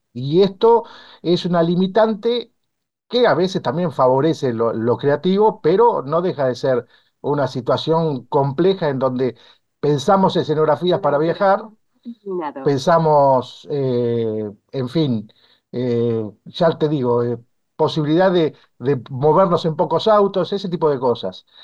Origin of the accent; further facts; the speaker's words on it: Bolívar, Buenos Aires Province, Argentina; en mi pueblo